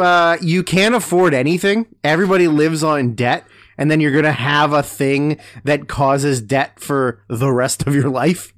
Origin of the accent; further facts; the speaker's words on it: Canada; also born or lived in Vancouver; growing up in Canada, which is wild, considering we live in Canada